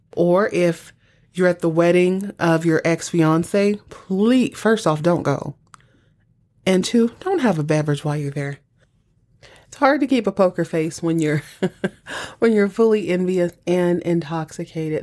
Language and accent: English; Texas, United States; I was born and raised in Texas